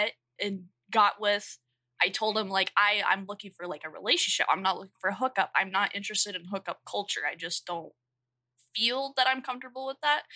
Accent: the South, United States; accent: southern; My fucking dialect is coming out. My southern accent is coming out

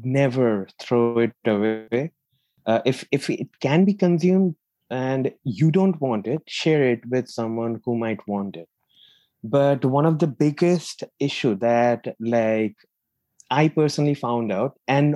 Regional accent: India; moved away as an adult; also born or lived in Manchester, United Kingdom; now in United Kingdom; in 2013, I moved from India to the UK to pursue my master's

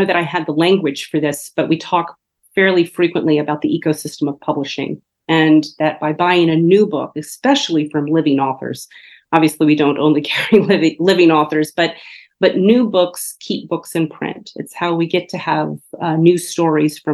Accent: the South, United States; also born or lived in Paris, France; now in Charleston, United States; I'm a Southerner

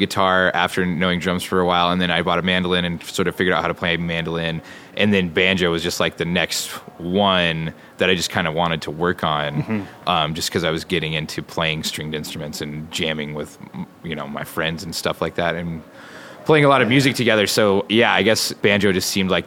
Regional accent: Joliet, Montana, United States; also born or lived in Wyoming / Bozeman, Montana; I grew up in Joliet, Montana

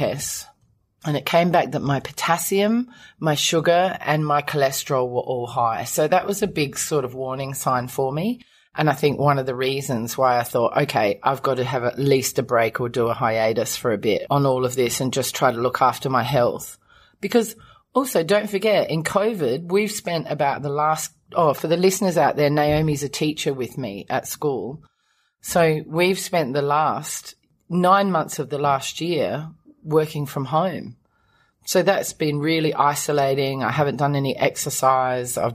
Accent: Australia; now in Hong Kong; I'm an Australian woman and I've been living in Hong Kong for many years

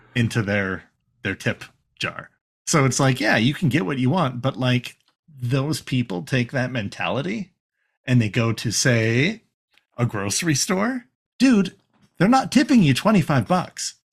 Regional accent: Canada; We're white presenting Canadians

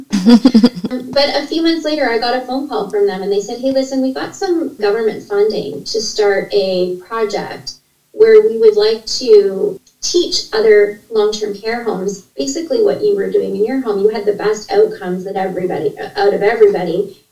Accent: Ontario, Canada; I was born in a small uh, town in uh, Ontario. I'm from Canada and to a single mom, and I'm an only child. And my mom was, we didn't have a lot of money. In fact, we grew up in a low income part of the city

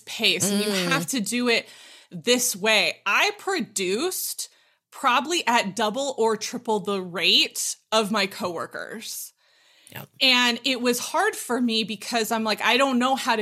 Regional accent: Southern California, United States; moved away as an adult; now in Utah, United States; I'm born and raised in Southern California

